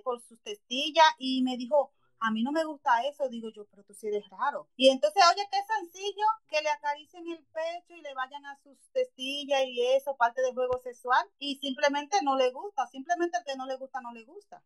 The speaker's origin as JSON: {"language": "Spanish", "country": "Dominican Republic", "moved": "yes", "lives_now": "New Jersey, United States", "said": "yo soy dominicana y vivo en New Jersey, Estados Unidos"}